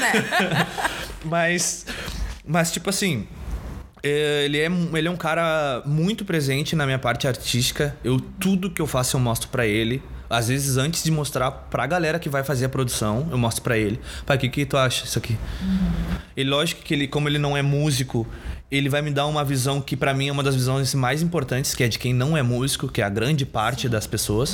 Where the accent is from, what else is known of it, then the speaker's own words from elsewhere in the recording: Porto Alegre, Rio Grande do Sul, Brazil; eu sou da Bonja